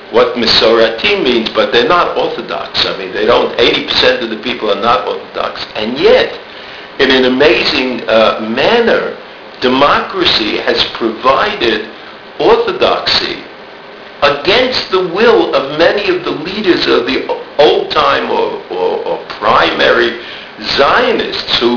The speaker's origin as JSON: {"language": "English", "country": "United States", "moved": "yes", "lives_now": "Israel", "said": "my uh, background as an American"}